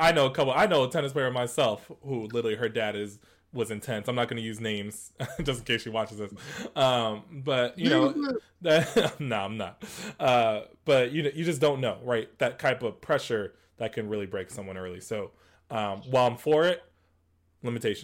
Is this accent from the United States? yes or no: yes; East Coast, United States; we're all from the East Coast